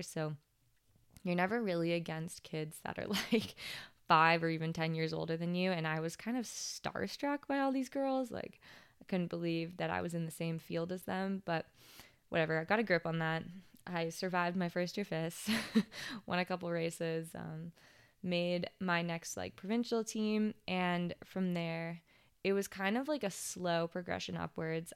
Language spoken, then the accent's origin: English; West Vancouver, British Columbia, Canada; also born or lived in Whistler; I grew up in West Vancouver and Whistler, which is, like, the most sheltered areas probably in Canada